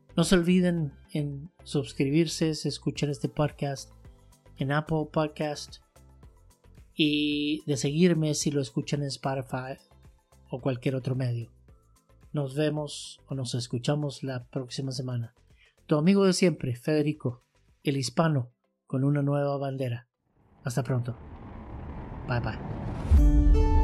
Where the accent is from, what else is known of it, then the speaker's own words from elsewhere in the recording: Santiago, Santiago Metropolitan Region, Chile; moved away as an adult; now in United States; regresando a Santiago de Chile